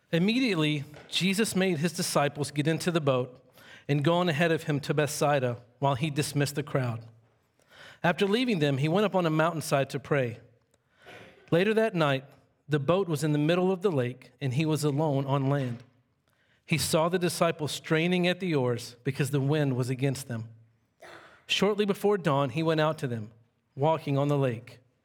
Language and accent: English; Monroe, Louisiana, United States; I grew up in Monroe, Louisiana.